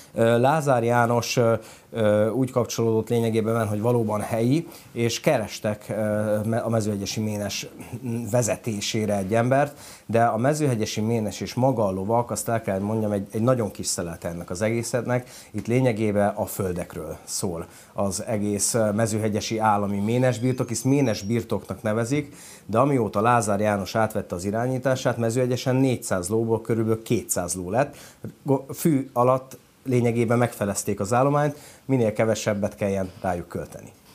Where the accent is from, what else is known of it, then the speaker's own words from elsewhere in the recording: Hungary; moved away as an adult; Külföldön éltem feleségemmel együtt 5 évet, és 2000 14-ben jöttünk haza